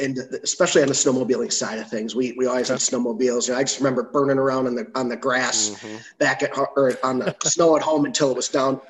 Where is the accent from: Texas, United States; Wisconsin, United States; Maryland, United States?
Wisconsin, United States; Waukesha; I was back in Waukesha, Wisconsin is where I grew up. Lived there, you know, until I went off to college.